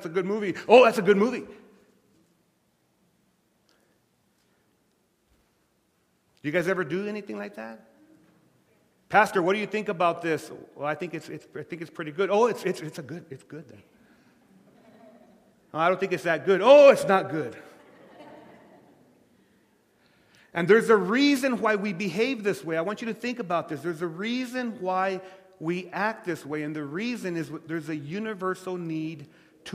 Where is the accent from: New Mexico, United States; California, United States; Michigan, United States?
New Mexico, United States; Lordsburg; moved away; my hometown